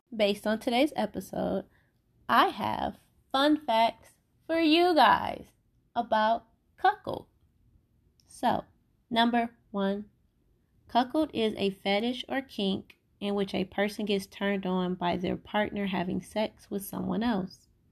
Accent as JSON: {"language": "English", "town": "Cleveland", "region": "Ohio", "country": "United States", "said": "I'm from Cleveland"}